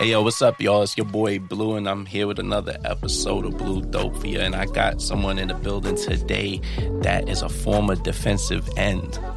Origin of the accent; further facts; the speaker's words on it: New York City, New York, United States; I'm a Brooklyn-born Trinidadian.